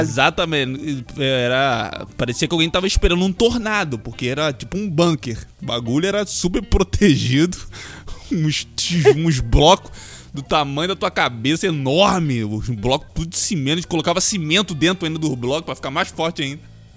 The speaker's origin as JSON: {"language": "Portuguese", "town": "Duque de Caxias", "region": "Rio de Janeiro", "country": "Brazil", "tie": "born or raised there", "said": "Não, mas eu cresci aqui, cara. Eu nasci em Duque de Caxias"}